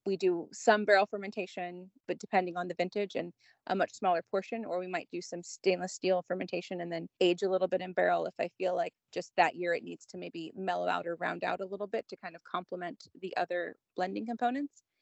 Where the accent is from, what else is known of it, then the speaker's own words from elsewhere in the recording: Southern California, United States; also born or lived in Napa Valley; now in Santa Barbara County, United States; born and raised in SoCal